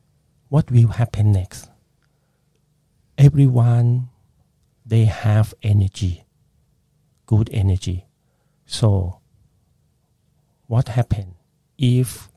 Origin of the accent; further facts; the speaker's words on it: Bangkok, Thailand; English is a second language; moved away as an adult; now in Brisbane, Australia; when I was a child in Bangkok, I was born in Bangkok